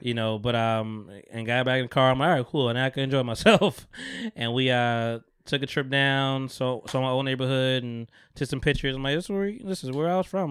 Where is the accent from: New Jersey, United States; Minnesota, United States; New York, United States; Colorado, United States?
New Jersey, United States; Bogota; my hometown 'cause it's where I'm from, Bergen County